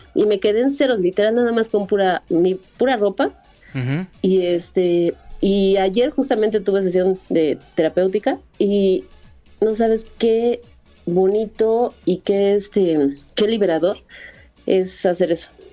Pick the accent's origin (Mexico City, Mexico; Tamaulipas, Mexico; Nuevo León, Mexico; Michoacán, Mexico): Mexico City, Mexico; also born or lived in Ciudad Nezahualcóyotl, State of Mexico; de la Ciudad de México